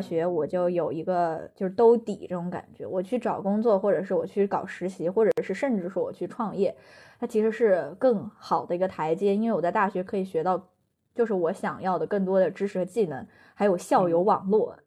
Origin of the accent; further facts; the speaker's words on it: Chengdu, Sichuan, China; also born or lived in Anhui; 我老家是安徽，就是我是嗯，我是个，爸妈都是安徽的安徽人。然后我嗯老家从安徽给我从五岁拽到成都